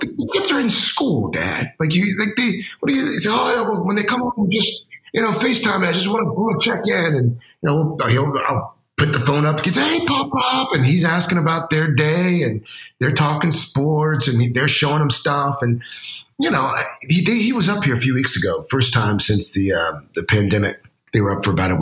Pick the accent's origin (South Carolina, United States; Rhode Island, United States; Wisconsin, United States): South Carolina, United States; when I was growing up, I grew up in South Carolina.